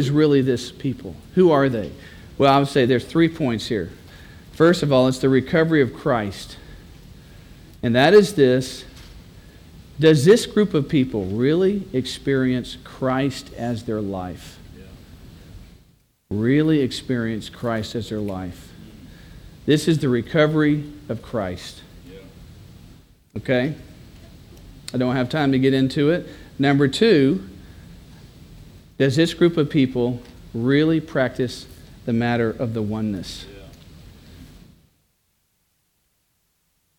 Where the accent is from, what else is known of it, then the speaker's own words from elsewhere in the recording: Texas, United States; I'm a Texan